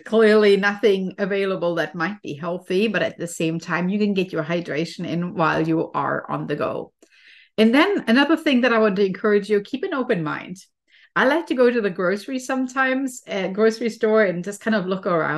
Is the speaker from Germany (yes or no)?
yes; Germany; moved away; I'm originally from Germany, and trees are definitely a very common thing there. I always used to go to a forest when I was a child